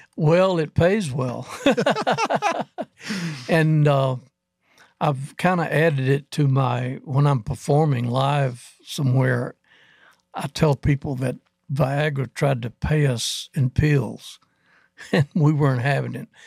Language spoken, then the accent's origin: English; Athens, Alabama, United States; We were in Huntsville, Alabama area, in Athens. I'm from Athens.